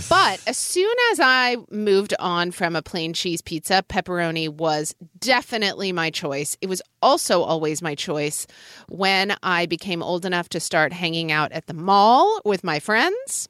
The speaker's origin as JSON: {"language": "English", "region": "Oklahoma", "country": "United States", "tie": "born or raised there", "said": "growing up in Oklahoma"}